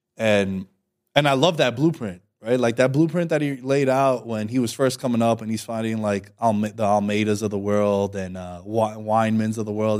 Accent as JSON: {"language": "English", "region": "New York", "country": "United States", "said": "I'm from New York"}